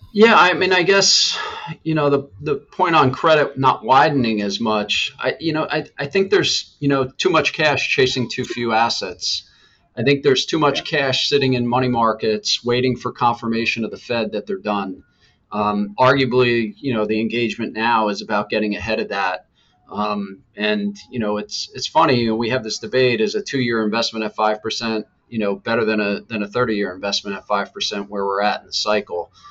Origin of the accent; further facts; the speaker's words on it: Killington, Vermont, United States; I grew up in Killington, Vermont